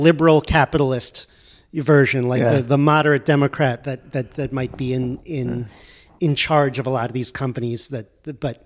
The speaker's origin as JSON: {"language": "English", "town": "Weston", "region": "Connecticut", "country": "United States", "tie": "born or raised there", "said": "Weston, where I grew up"}